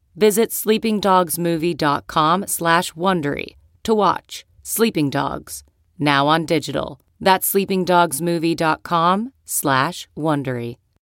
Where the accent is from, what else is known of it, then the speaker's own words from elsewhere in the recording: Rhode Island, United States; I grew up in Rhode Island in the seventies